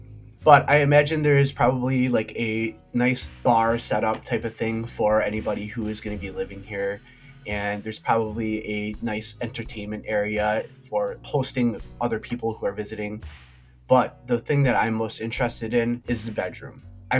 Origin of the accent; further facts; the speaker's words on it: Augsburg, Bavaria, Germany; I am from Augsburg.